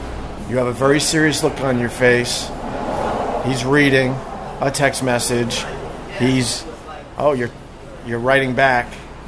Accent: Huntington, New York, United States; now in New York City, United States; on Long Island, in my hometown of Huntington

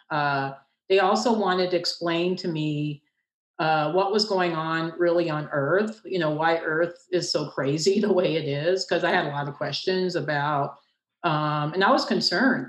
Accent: Castle Rock, Colorado, United States; my hometown in Castle Rock, Colorado

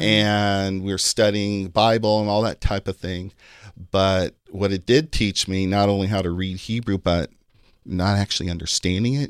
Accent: Kansas City, Missouri, United States; moved away as an adult; also born or lived in Virginia; My dad got a job there, and that's where, that's where I, uh, grew up

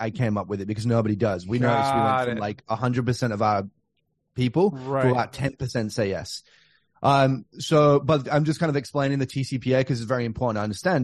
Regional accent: Australia; moved away; I'm from Australia

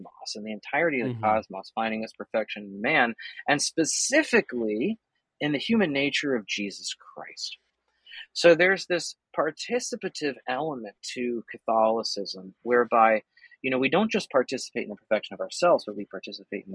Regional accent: New Jersey, United States; my home state.

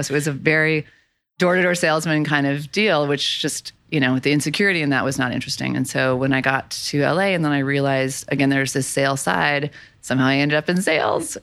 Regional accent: Boulder, Colorado, United States; moved away as an adult; also born or lived in Los Angeles; I'm from Boulder, Colorado.

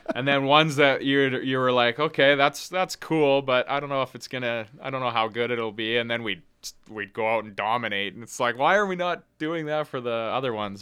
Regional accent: Edmonton, Alberta, Canada; being from Edmonton

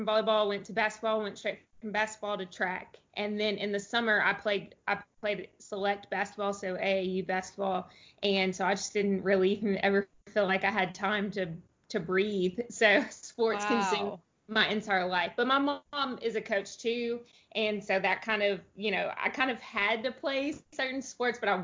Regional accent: Texas, United States; I grew up from all over Texas, so I can't even really tell you a specific place where I'm from, just Texas in general.

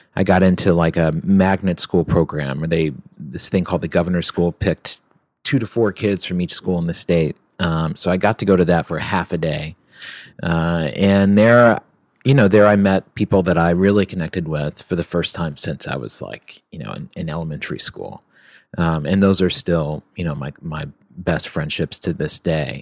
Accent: Virginia, United States; also born or lived in New York; now in Los Angeles, United States; growing up in Virginia

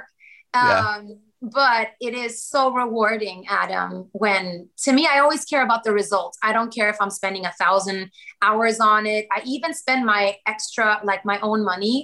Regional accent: Sweden; also born or lived in Kosovo / Germany; now in Los Angeles, United States; I'm also Swedish, because like I grew up in Sweden. My childhood, it was all Sweden

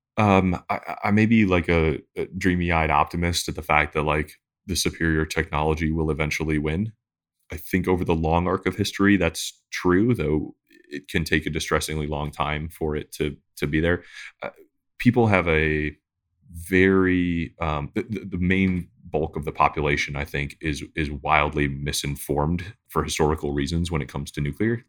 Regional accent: Detroit, Michigan, United States; I grew up in Detroit

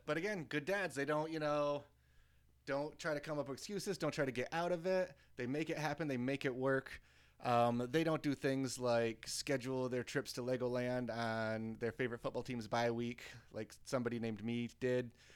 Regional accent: United States; as a American doofuses

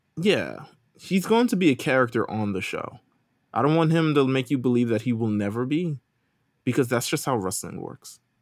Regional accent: New York, United States; I'm from New York

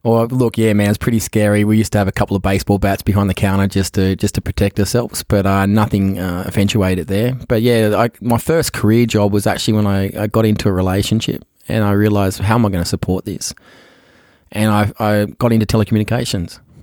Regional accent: Australia; moved away as an adult; also born or lived in San Francisco; I was born in the Royal Women's Hospital in Paddington, um, uh, back in nineteen

